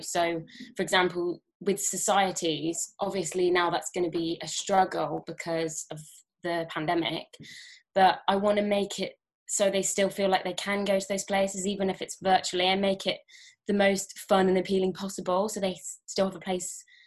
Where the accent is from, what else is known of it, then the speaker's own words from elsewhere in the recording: Worcestershire, West Midlands, United Kingdom; moved away; I'm originally from Worcestershire near Birmingham